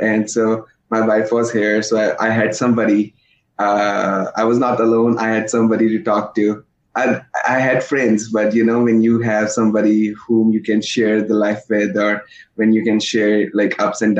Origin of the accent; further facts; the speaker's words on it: Wisconsin, United States; now in New York, United States; Because I was from Wisconsin and over there people were like super chill, super nice, they were considerate. And New York was very different.